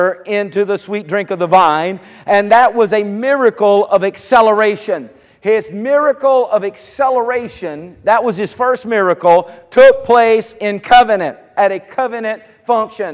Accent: United States; I was born here in America.

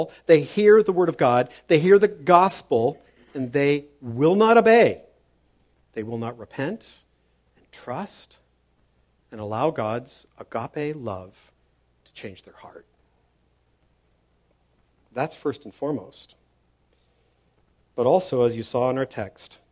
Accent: Toronto, Ontario, Canada; When I grew up in Toronto, he was a general manager of a construction company

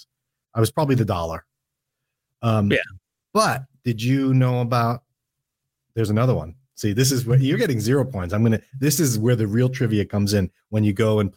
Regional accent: New York, United States; moved away; also born or lived in Minnesota; Growing up in New York, we called it sleigh riding. And I got made fun of all the time when I moved to Minnesota

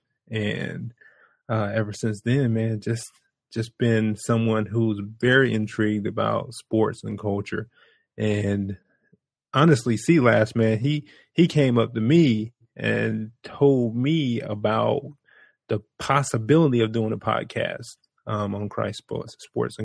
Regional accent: Brunswick, Georgia, United States; now in Chicago, United States; I am from Brunswick, Georgia. And let me tell you, I represent Brunswick hard. And we have probably about 10 to 12,000 people. So we're like half a neighborhood. You're talking about a neighborhood. We're half a neighborhood in my hometown. I grew up there.

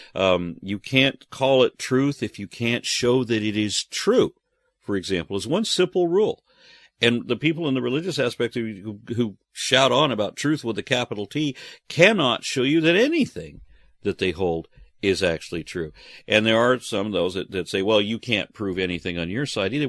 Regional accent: Texas, United States; I am, you know, Texan and American

